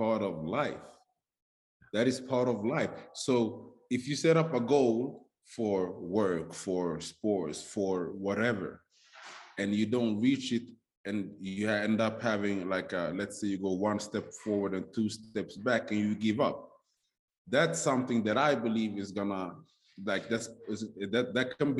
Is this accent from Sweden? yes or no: yes; Sweden; moved away as an adult; also born or lived in Stockholm, Sweden; now in Las Vegas, United States; growing up in Sweden, as a black man, right. As a black kid